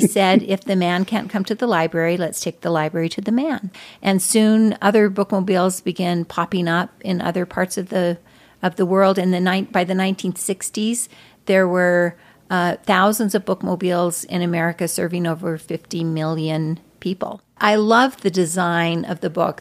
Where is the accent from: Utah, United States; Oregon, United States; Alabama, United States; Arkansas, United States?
Utah, United States; Arcadia; I was born and raised in, uh, northeastern Utah.